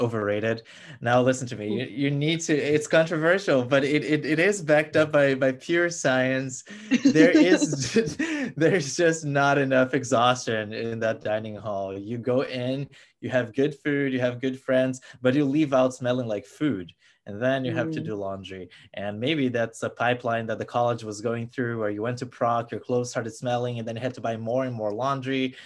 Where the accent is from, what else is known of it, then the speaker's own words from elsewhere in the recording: Brasília, Federal District, Brazil; moved away as an adult; now in United States; I'm from Brasilia, which is Brazil's capital, so we were very much the focus of these protests